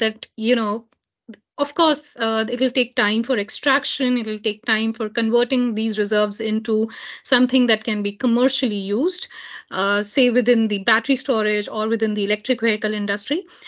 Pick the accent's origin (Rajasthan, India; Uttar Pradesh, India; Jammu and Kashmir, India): Jammu and Kashmir, India; this happens right in my home state